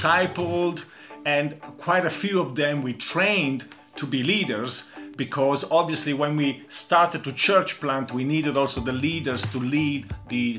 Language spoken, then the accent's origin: English; Italy; moved away as an adult; also born or lived in Austria; now in Vienna, Austria; I come from Italy, and my wife Angela comes from England. And we have lived here in Austria for 35 years, and we speak German.